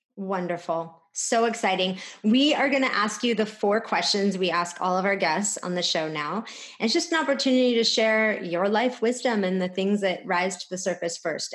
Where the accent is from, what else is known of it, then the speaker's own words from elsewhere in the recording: California, United States; we're from California.